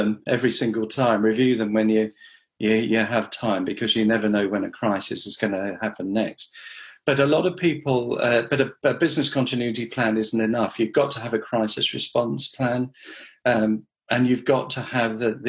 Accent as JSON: {"language": "English", "region": "Western Australia", "country": "Australia", "tie": "born or raised there", "moved": "yes", "lives_now": "United Kingdom", "said": "I grew up in Australia, in Western Australia, so I speak the language."}